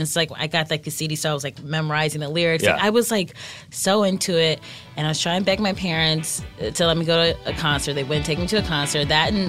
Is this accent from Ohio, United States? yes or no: yes; Cleveland, Ohio, United States; I grew up in Cleveland, Ohio